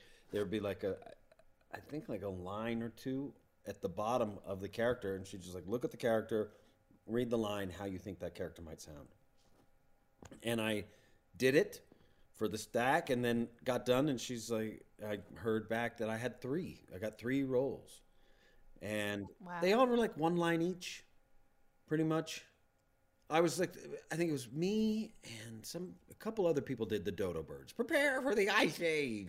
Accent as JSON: {"language": "English", "town": "Plano", "region": "Texas", "country": "United States", "tie": "born or raised there", "said": "I grew up in Plano, Texas"}